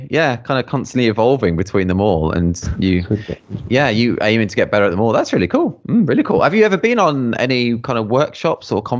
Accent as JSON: {"language": "English", "town": "Bordeaux", "region": "Nouvelle-Aquitaine", "country": "France", "tie": "born or raised there", "also_born_or_lived": "Berlin, Germany", "accent": "French", "second_language": "English", "moved": "as an adult", "lives_now": "Langres, France", "said": "I was born in Bordeaux, and Bordeaux, I grew up yeah. next to it on the uh, west coast."}